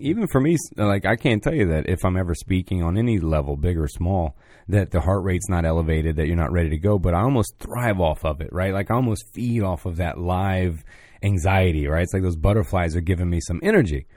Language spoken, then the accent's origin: English; Pine Hills, Florida, United States; I'm from Pine Hills